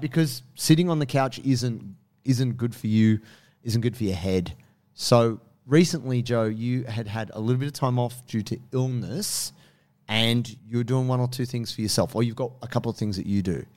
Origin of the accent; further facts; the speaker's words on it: Blue Mountains, New South Wales, Australia; also born or lived in Sydney (Marrickville), New South Wales; I grew up in the Blue Mountains. I was pretty fortunate that I lived in a very quiet little town.